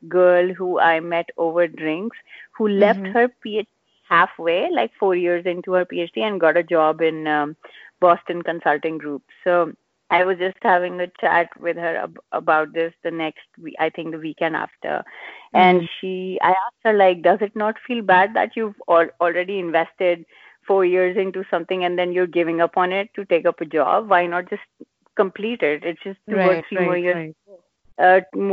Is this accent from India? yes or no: yes; India; moved away as an adult; also born or lived in Singapore; we're Indian parents